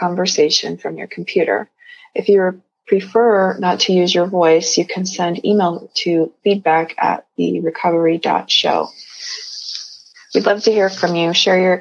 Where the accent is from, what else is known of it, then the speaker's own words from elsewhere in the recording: Midwest, United States; now in Western United States; I come from the Midwest, so I remember those really frigid, cold winters, and I definitely don't miss them. So yeah, we moved out west